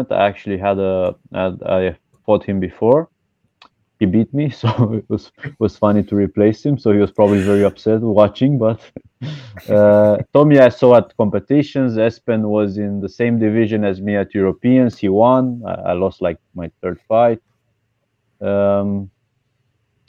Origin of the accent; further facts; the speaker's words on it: Bucharest, Romania; moved away as an adult; now in London, United Kingdom; I'm from Romania. I'm from Bucharest, but I live in London in UK for 5 years.